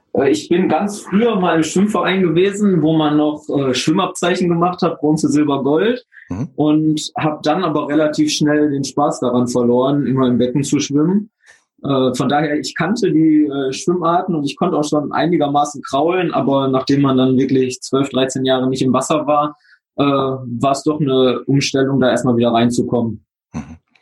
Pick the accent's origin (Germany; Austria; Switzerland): Germany; Oberhausen, North Rhine-Westphalia; ich komme aus Oberhausen im Ruhrgebiet